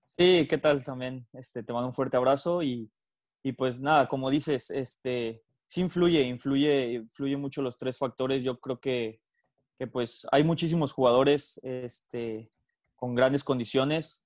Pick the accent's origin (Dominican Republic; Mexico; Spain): Mexico; nosotros como mexicanos